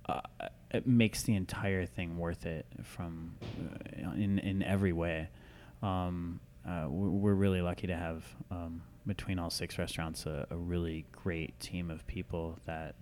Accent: Iowa, United States; also born or lived in Minnesota; I grew up kind of between Minnesota and Iowa. When I was a kid, most of the time in Iowa

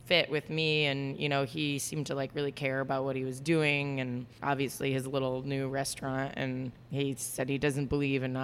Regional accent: Florida, United States; moved away as an adult; also born or lived in New York; now in California, United States; I'm from Florida.

